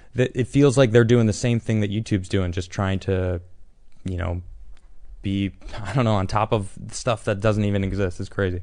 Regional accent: Chicago, Illinois, United States; I'm also from Chicago

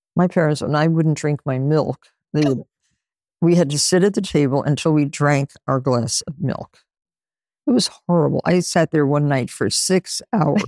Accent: Nutley, New Jersey, United States; I grew up in Nutley, New Jersey, with six kids in my family

